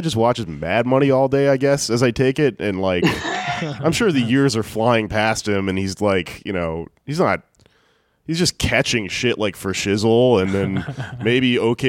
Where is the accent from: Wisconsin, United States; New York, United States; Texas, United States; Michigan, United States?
Texas, United States; I'm from Texas, baby.